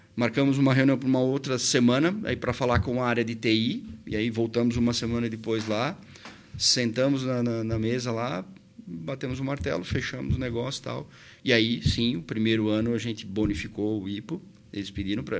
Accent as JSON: {"language": "Portuguese", "town": "Presidente Getúlio", "region": "Santa Catarina", "country": "Brazil", "tie": "born or raised there", "moved": "as an adult", "lives_now": "Blumenau, Brazil", "said": "Eu sou natural de Presidente Getúlio, vim para Blumenau justamente para estudar"}